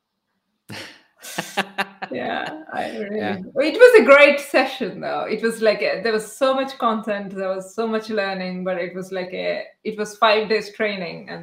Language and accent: English; India; first language Telugu; English is a second language; moved away; because I was born in a different country, a country where there are so many languages. So I know a few languages in India